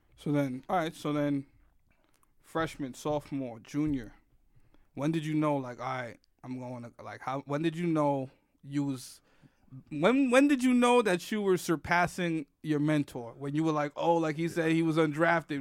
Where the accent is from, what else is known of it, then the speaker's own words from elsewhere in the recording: New York City, New York, United States; I grew up in the Bronx predominantly